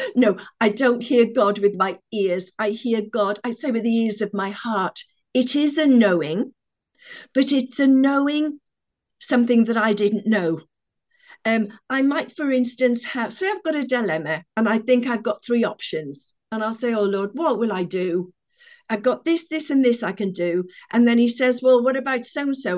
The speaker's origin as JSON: {"language": "English", "town": "Cardiff", "region": "Wales", "country": "United Kingdom", "said": "I come from Cardiff."}